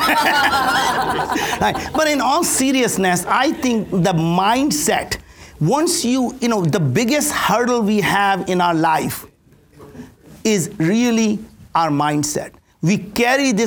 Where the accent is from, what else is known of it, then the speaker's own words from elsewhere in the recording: India; English is a second language; now in United States; I grew up in India with absolutely no food to eat, no place to stay. Came to this country with absolutely nothing. Didn't speak the language